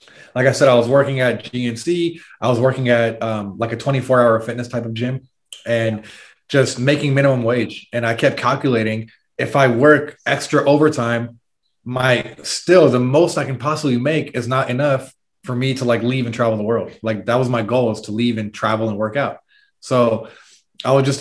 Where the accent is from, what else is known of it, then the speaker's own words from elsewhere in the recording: San Francisco, California, United States; moved away as an adult; we're originally from San Francisco, California, that area